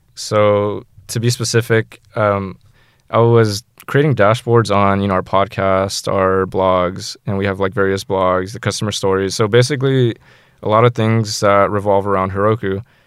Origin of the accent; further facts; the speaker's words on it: San Jose, California, United States; I'm from San Jose